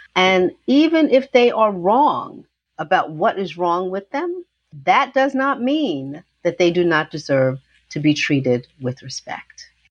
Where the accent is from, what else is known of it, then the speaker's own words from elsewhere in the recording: New York City, New York, United States; I was born in Harlem, New York, um, and I lived in Harlem right near City College uh, until I was eight, and then my parents moved to an area of New York called Riverdale